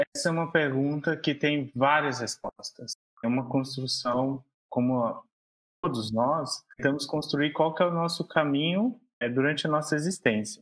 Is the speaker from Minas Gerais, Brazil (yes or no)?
yes; João Monlevade, Minas Gerais, Brazil; Sou mineiro, nasci na cidade de João Molevade